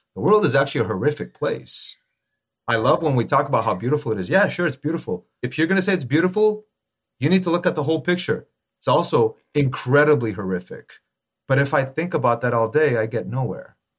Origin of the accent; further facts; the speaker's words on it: Los Angeles, California, United States; I'm born and raised in L A, but my roots, very strong Armenian roots